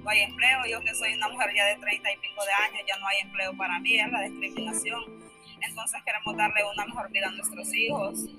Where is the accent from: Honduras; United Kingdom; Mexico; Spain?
Honduras; San Pedro Sula, Cortés; 40 años de edad. Vengo de Honduras, de la ciudad de San Pedro Sula.